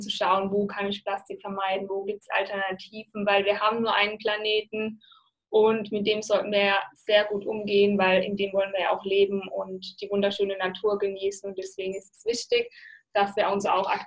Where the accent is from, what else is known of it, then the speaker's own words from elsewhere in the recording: Mannheim, Baden-Württemberg, Germany; in meiner Heimatstadt Mannheim gibt es einen wunderschönen Park, der nennt sich Luisenpark.